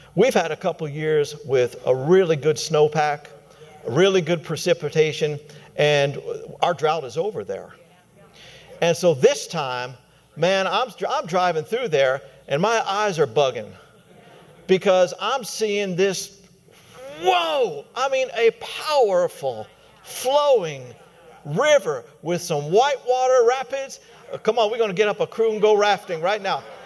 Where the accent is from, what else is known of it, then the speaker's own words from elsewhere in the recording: Colorado, United States; my home state, Colorado